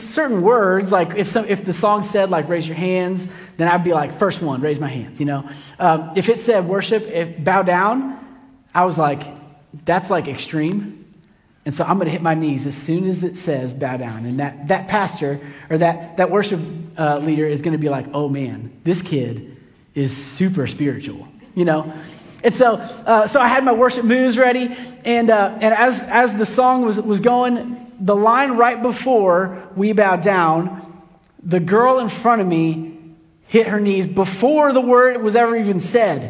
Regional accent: Kansas City, United States; I grew up in Kansas City, and in my church in Kansas City, when I was a little kid

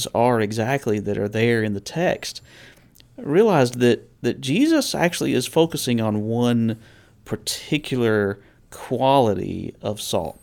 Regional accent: the South, United States; growing up in the South

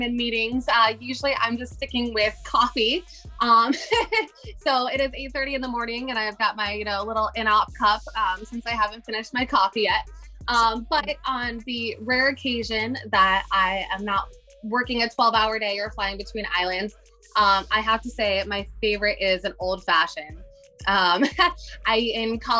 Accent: Michigan, United States; moved away as an adult; also born or lived in Pennsylvania / Hawaii; now in Maui, United States; I'm from Michigan, actually. So I was born in Michigan and moved to Pennsylvania

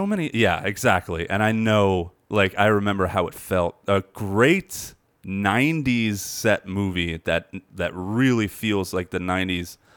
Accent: near Burlington Center, on McGuire, New Jersey, United States; I grew up, like, near there on, on McGuire

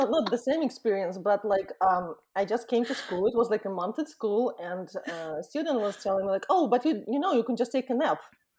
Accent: Ukraine; moved away as an adult; now in Southern California, United States; I am originally from Ukraine. I live in Southern California now, and I've been in America for the last almost 20 years.

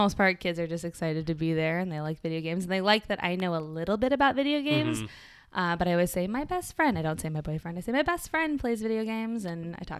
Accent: Colorado, United States; moved away as an adult; also born or lived in North Hollywood, Los Angeles; now in Los Angeles, United States; I'm from Colorado. Mm-hmm. And I moved out here 3 years ago

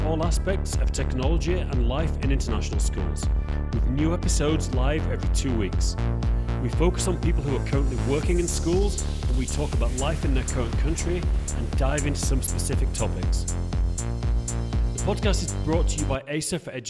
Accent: England, United Kingdom; now in Prague, Czech Republic; I'm English

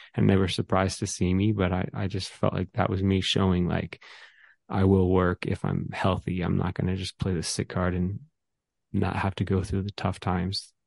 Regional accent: Atlanta, Georgia, United States; I grew up in the suburb of North Georgia

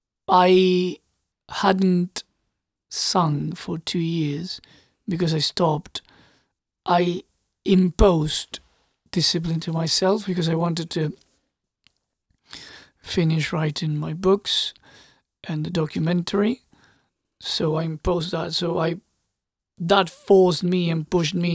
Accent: Argentina; I was born and raised in Argentina

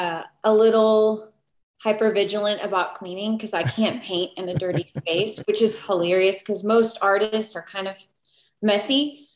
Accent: Puerto Rico; also born or lived in Texas, United States; I'm Puerto Rican. Okay. I was born in Texas because my dad was in the army. And we moved to Puerto Rico, which is submersed in art and culture.

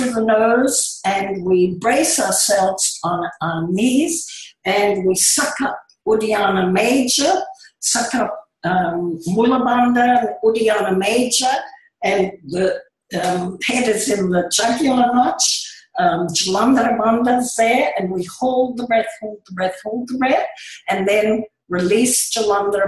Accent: Indonesia; moved away; because I was born in the Far East in Indonesia

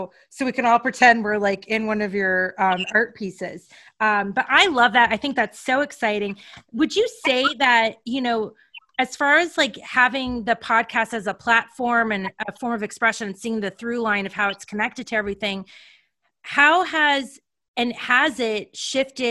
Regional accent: U.S. Virgin Islands; moved away as an adult; now in United States; I grew up in the Caribbean in St. Thomas.

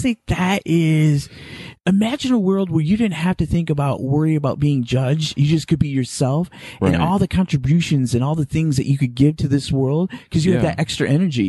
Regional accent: Midwest, United States; I come from a generation where, and because I'm from the Midwest, and the way I was raised, very Catholic, very

